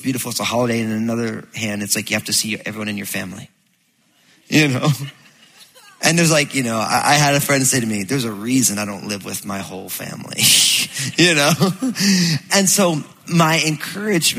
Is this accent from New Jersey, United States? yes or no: yes; New Jersey, United States; I'm all Italian from New Jersey, so we used to go down to the Jersey Shore